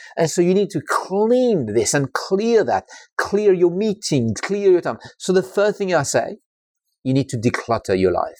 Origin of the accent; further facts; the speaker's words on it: France; English is a second language; moved away; I'm French. I'm not English